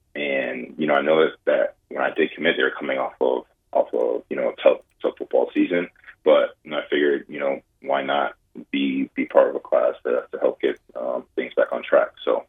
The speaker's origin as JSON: {"language": "English", "region": "Ohio", "country": "United States", "tie": "born or raised there", "said": "Obviously, growing up in Ohio, we had parents that both went to Ohio State"}